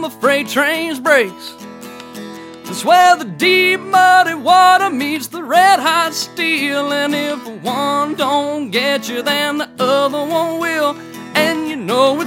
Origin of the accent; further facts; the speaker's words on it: Attala County, Mississippi, United States; I am born and bred in Tyler County, Mississippi, a small town called Salus